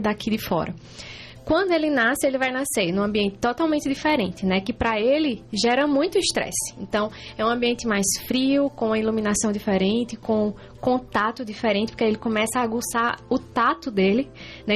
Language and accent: Portuguese; Juazeiro do Norte, Ceará, Brazil; moved away as an adult; now in Concórdia, Brazil; eu sou cearense, vim lá de Juazeiro do Norte, né? Interior do Ceará